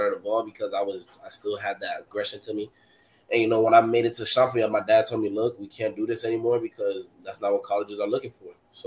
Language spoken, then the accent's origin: English; Miami, Florida, United States; I'm from Miami